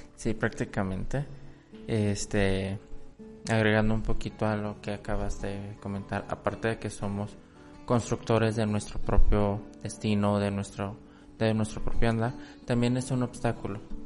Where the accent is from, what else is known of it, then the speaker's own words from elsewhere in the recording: Mexico; yo siendo mexicano no lo conozco del todo